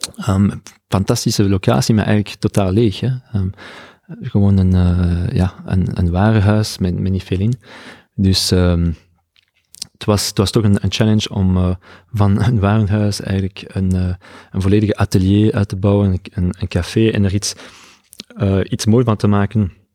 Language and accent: Dutch; Belgium; moved away as an adult; now in San Francisco, United States; ik ben van België